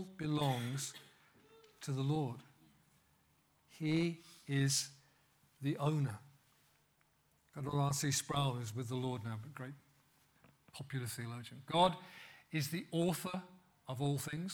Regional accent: West Midlands, United Kingdom; growing up in Pentecostal church in the West Midlands

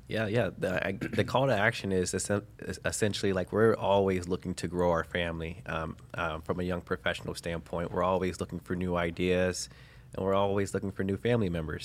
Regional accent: Cincinnati, Ohio, United States; born and raised in Cincinnati, Ohio

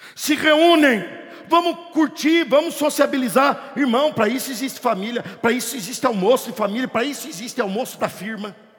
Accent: Curitiba, Paraná, Brazil; E em Curitiba, minha cidade natal

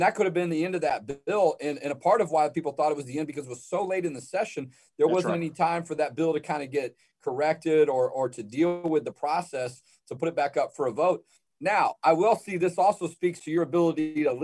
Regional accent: Houston, Texas, United States; I'm originally from Houston

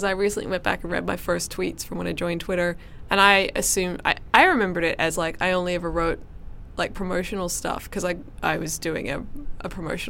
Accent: Perth, Western Australia, Australia; I'm from Perth

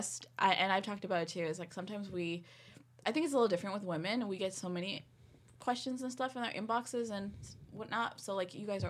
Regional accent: Toronto, Ontario, Canada; I grew up in Malvern.

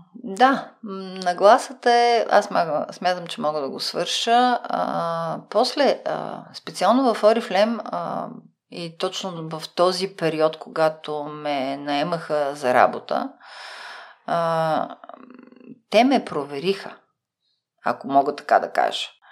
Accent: Bulgaria; аз идвам от България

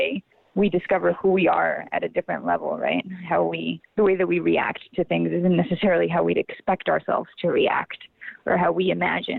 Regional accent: La Paz, Bolivia; moved away as an adult; also born or lived in Austin, Texas; now in United States; I'm originally from La Paz, Bolivia. So I moved to the United States to study theater in college

